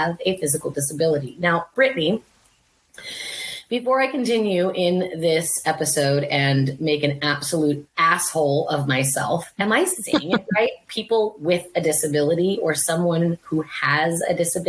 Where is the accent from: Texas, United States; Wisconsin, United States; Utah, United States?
Utah, United States; Provo; I was born in Provo, Utah